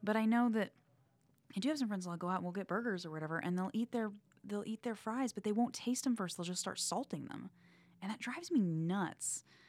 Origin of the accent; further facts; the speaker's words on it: the South, United States; I'm from the South